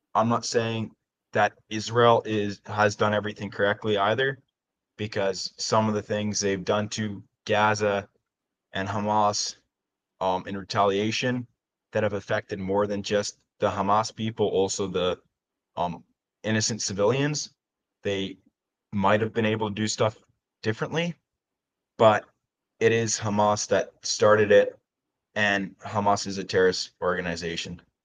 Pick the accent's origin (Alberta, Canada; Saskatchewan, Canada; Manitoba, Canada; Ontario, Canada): Alberta, Canada; I'm from Alberta.